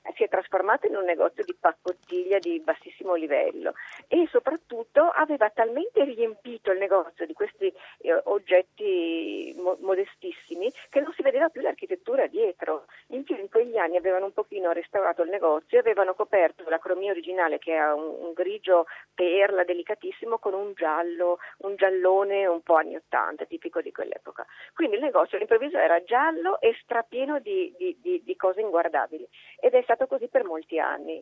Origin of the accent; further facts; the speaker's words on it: Venice, Veneto, Italy; io sono veneziana